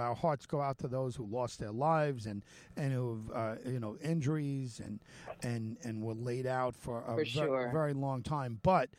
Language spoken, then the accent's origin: English; California, United States; Well, I grew up in California